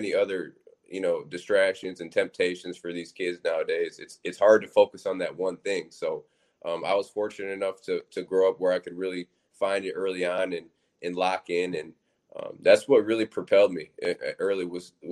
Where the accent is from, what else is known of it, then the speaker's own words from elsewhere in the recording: Michigan, United States; now in Syracuse, United States; I was born in Michigan